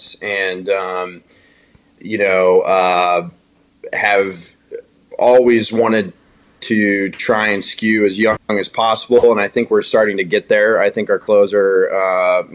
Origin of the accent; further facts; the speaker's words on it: Missouri-Arkansas border, United States; now in Minnesota, United States; I grew up on the Missouri-Arkansas border, fishing small little rivers down there for smallies, and poked around on Table Rock quite a bit growing up